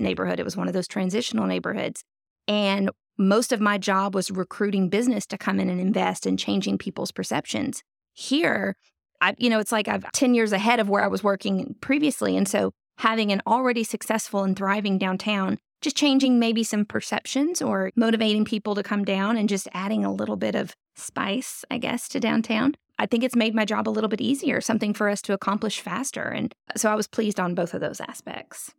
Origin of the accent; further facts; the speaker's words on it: North Louisiana, United States; moved away as an adult; also born or lived in Jacksonville, Florida; now in Fayetteville, United States; I grew up in North Louisiana